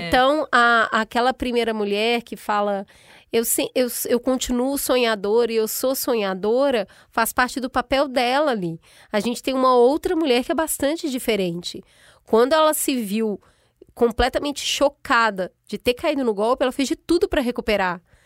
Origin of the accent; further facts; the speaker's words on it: Minas Gerais, Brazil; eu sou mineira